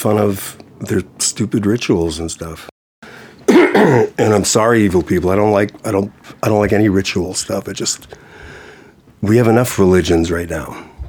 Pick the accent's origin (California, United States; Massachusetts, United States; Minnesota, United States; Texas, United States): Massachusetts, United States; Boston; From Boston.